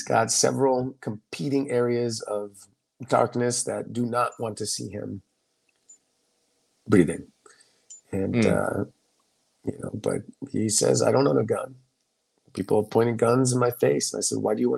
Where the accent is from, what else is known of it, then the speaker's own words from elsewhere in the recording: United States; growing up in the United States